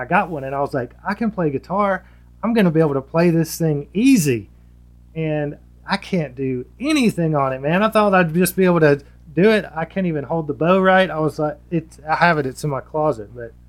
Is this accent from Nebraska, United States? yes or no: no; Laurel, Mississippi, United States; now in Hattiesburg, United States; I'm from Laurel, or So-So, but it's essentially Laurel, which is right up the road from Hattiesburg. And I moved to Hattiesburg a year ago.